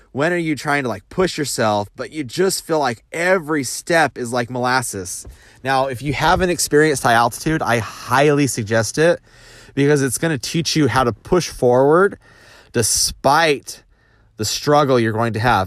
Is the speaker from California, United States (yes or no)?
no; Idaho, United States; I grew up in Idaho and just farm kid, around potatoes